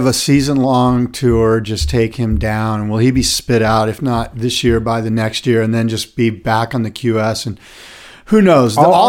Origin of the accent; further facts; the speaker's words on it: Encinitas, California, United States; Colin Smith, who I grew up with in the Encinitas area